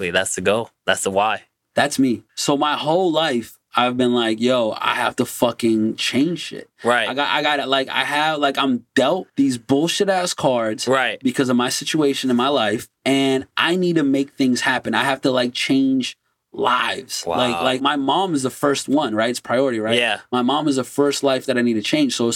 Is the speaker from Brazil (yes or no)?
yes; Brazil; now in United States; I was born and raised in Brazil.